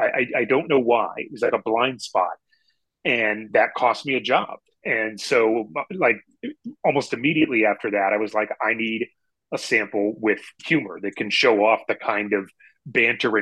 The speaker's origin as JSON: {"language": "English", "region": "Pennsylvania", "country": "United States", "said": "We're both from Pennsylvania"}